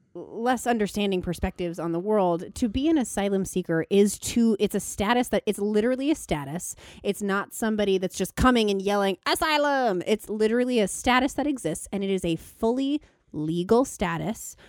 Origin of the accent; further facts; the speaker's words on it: Thousand Oaks, California, United States; I'm from, um, Thousand Oaks